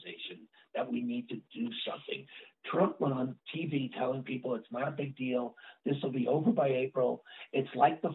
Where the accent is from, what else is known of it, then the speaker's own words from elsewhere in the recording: New York, United States; moved away; I'm a New Yorker